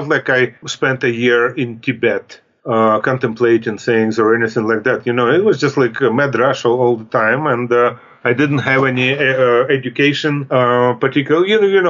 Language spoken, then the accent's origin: English; Pittsburgh, Pennsylvania, United States; moved away as an adult; now in Hayward, United States; And that's how I came from Pittsburgh to California.